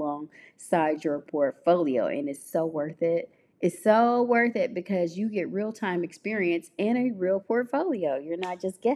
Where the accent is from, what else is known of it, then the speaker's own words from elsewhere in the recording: Memphis, Tennessee, United States; my hometown, Memphis, Tennessee